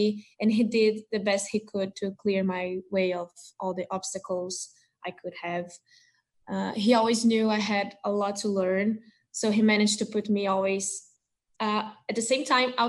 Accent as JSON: {"language": "English", "region": "Rio de Janeiro", "country": "Brazil", "said": "I'm from Rio"}